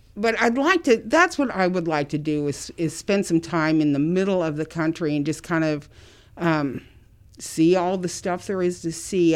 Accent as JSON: {"language": "English", "town": "South Bend", "region": "Indiana", "country": "United States", "tie": "born or raised there", "moved": "as an adult", "lives_now": "Muncie, United States", "said": "I, um, was born and raised in South Bend."}